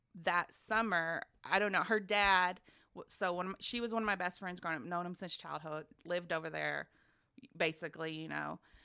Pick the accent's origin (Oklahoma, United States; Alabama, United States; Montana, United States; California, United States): Oklahoma, United States; Grandfield; also born or lived in Wichita Falls, Texas; from a small town in southwest Oklahoma known as Grand Field. It's down in Tillman County, right on the Red River